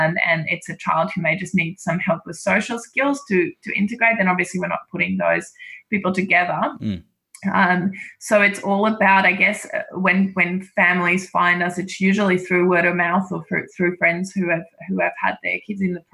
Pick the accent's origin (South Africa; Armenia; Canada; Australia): South Africa; moved away; I'm actually South African, so I you know, I grew up with rugby in a different way